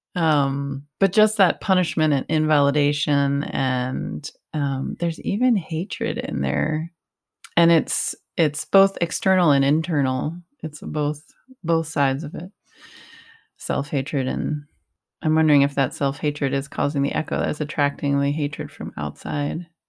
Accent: Northeast, United States; growing up in the Northeast

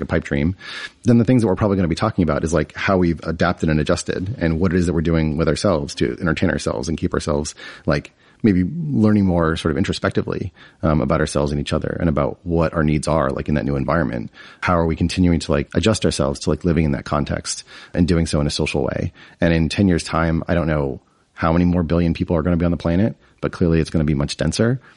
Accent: New Hampshire, United States; I grew up in New England, um, in New Hampshire, which is a pretty small state

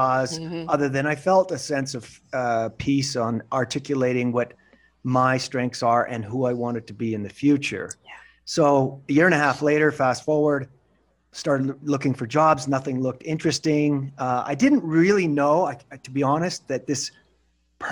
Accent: Western Canada, Canada; moved away as an adult; I was from Western Canada, graduated, did well, got an MBA program in Eastern Canada

